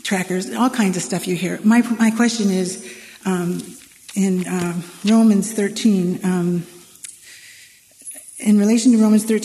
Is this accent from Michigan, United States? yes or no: yes; Michigan, United States; moved away; I was from Michigan originally